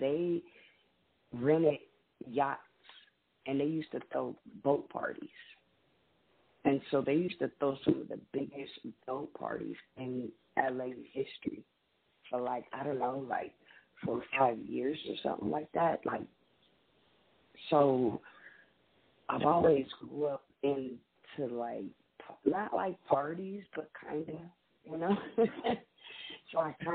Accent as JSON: {"language": "English", "town": "Compton", "region": "California", "country": "United States", "tie": "born or raised there", "moved": "as an adult", "lives_now": "Texas, United States", "said": "We actually grew up in Compton. I'm not from LA. I'm more from Compton"}